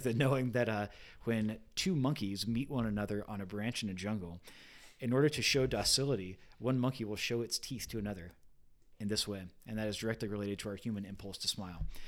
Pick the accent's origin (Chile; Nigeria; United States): United States; California; I grew up in California